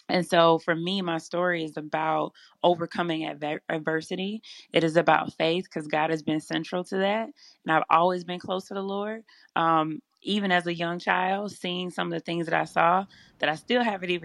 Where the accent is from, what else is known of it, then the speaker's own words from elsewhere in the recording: Selma, Alabama, United States; moved away as an adult; also born or lived in Louisiana; my hometown of Selma, Alabama